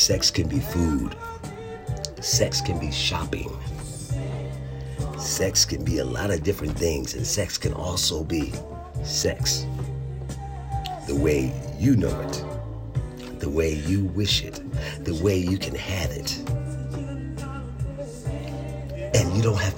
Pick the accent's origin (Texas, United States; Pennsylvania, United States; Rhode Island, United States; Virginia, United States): Pennsylvania, United States; Philadelphia; I grew up in Philadelphia